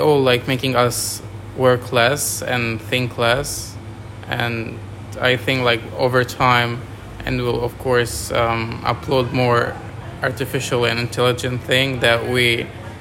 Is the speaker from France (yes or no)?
yes; France; moved away as an adult; now in Australia; I'm from France.